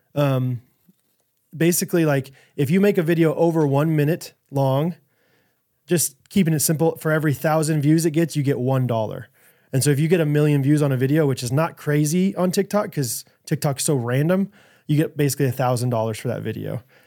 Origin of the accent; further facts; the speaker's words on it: Kansas City, Missouri, United States; growing up in Kansas City